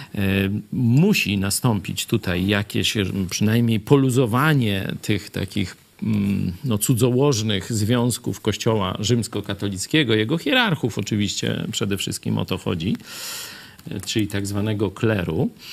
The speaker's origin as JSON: {"language": "Polish", "town": "Kraśnik", "region": "Lublin Voivodeship", "country": "Poland", "tie": "born or raised there"}